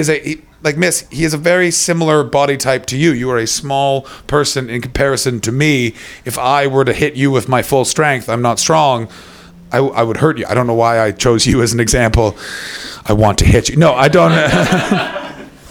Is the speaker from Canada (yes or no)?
yes; Canada; I'm a Canadian posh person.